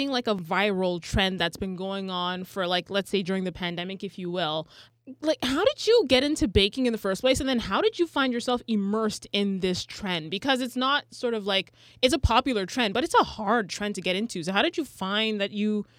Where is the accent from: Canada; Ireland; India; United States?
Canada; I swear I'm Canadian